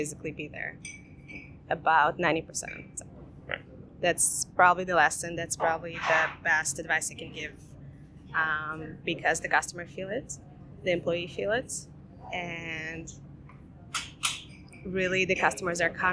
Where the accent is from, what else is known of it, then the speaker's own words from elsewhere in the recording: Tel Aviv, Tel Aviv District, Israel; moved away as an adult; also born or lived in Russia / Providence, Rhode Island; now in New York, United States; I was born in Russia. I was raised, we moved to Israel when I was 7. I was raised there